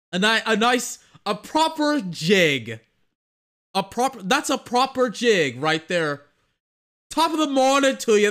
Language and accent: English; United States; I'm American